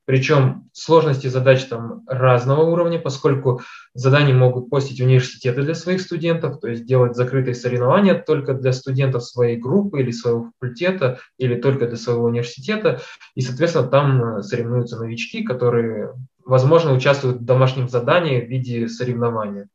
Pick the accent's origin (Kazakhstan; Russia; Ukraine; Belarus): Kazakhstan; я родился в Казахстане, учился в математической школе